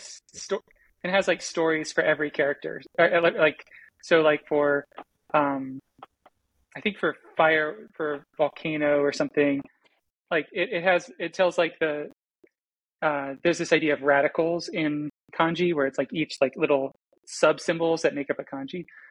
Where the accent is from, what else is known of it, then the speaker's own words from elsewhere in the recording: Florida, United States; I took seven years of Spanish because I grew up in Florida